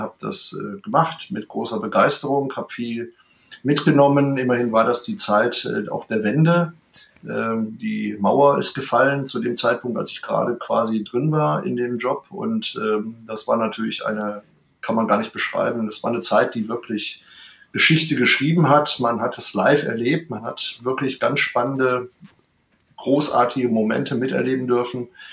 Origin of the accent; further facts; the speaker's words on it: Mülheim an der Ruhr, North Rhine-Westphalia, Germany; moved away as an adult; also born or lived in Bonn; now in Berlin, Germany; wir stammen beide aus Mülheim an der Ruhr